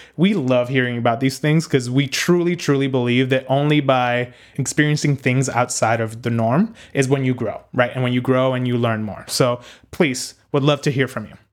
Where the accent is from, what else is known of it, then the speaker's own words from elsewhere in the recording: Puerto Rico; also born or lived in Northeast United States; now in United States; growing up in Puerto Rico